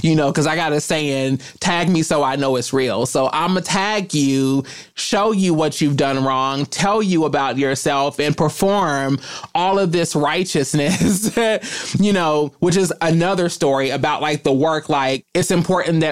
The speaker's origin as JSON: {"language": "English", "region": "Kentucky", "country": "United States", "said": "I am from Kentucky"}